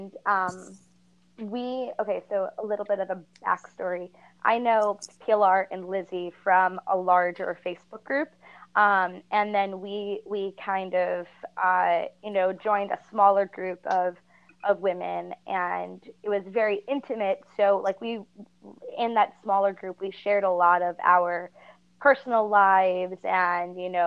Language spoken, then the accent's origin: English; New Jersey, United States; I am from New Jersey